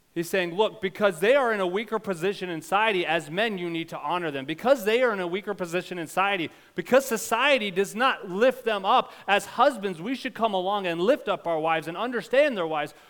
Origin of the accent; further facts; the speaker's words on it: United States; our own historical context as American